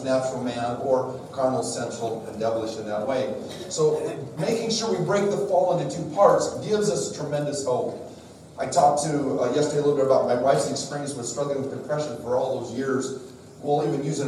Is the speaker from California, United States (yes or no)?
no; Wyoming, United States; I'm from Wyoming